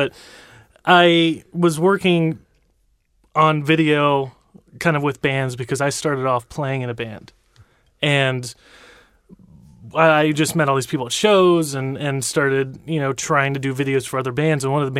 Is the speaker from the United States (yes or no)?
yes; Franklin, Ohio, United States; now in Columbus, United States; Well then I'm a filmmaker from Columbus, Ohio. Originally from just north of Cincinnati, actually in Franklin, Ohio.